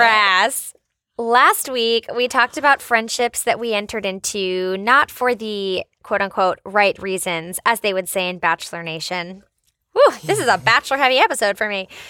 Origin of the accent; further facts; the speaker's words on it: United States; I'm American